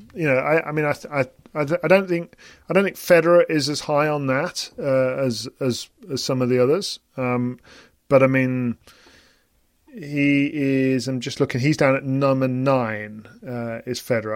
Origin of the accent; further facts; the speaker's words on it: United Kingdom; as a British person